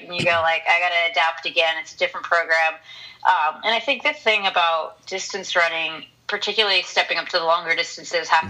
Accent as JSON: {"language": "English", "region": "Southern California", "country": "United States", "said": "I'm from Southern California"}